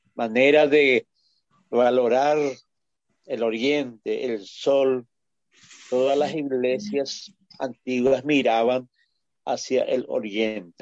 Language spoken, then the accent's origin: Spanish; Paraguay; somos nomás luego un pueblo bastante sui generis